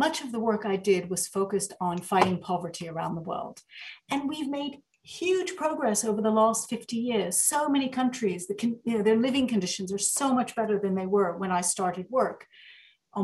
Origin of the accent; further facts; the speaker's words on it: the American South, United States; also born or lived in Egypt; I actually grew up in the American South.